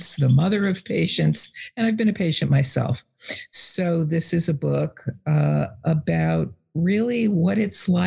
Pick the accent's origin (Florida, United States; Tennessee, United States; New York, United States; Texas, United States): New York, United States; moved away as an adult; also born or lived in Boston area; now in Boston, United States; I grew up in New York, but I've lived here in the Boston area for 30 years